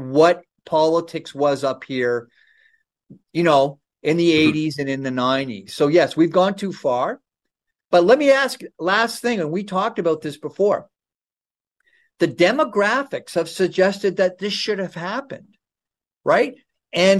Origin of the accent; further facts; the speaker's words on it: Ontario, Canada; I grew up in Ontario